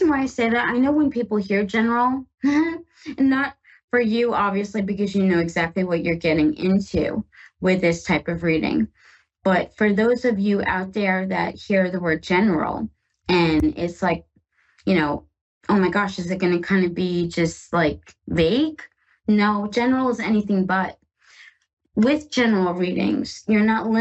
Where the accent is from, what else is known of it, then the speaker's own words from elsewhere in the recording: Northeast, United States; I am from the Northeast, and oh my gosh, I have had enough of snow